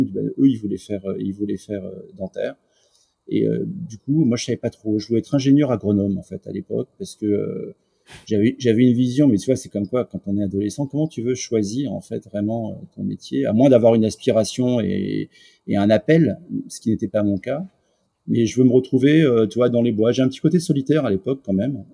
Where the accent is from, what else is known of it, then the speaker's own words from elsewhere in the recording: Paris, Île-de-France, France; also born or lived in Lisieux; je suis né à Paris dans le 8e